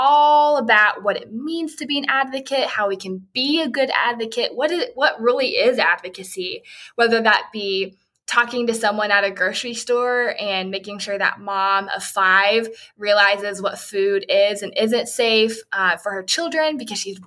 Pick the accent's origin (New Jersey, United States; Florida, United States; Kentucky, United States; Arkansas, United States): Arkansas, United States; I'm from Arkansas.